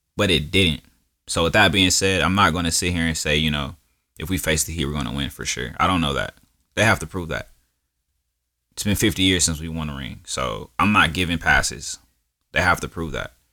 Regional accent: Milwaukee, Wisconsin, United States; I was born in Milwaukee

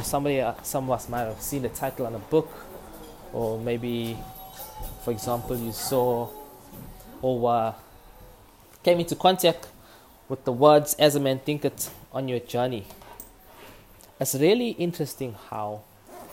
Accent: Durban, KwaZulu-Natal, South Africa; accent: Durban; my authentic Durban accent

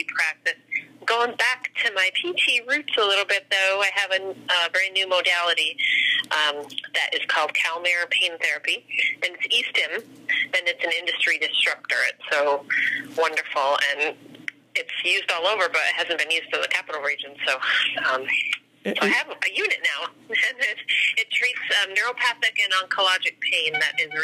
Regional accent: Malone, New York, United States; moved away as an adult; also born or lived in Buffalo, New York; I was born in Malone, New York, which is way upstate, almost Canada

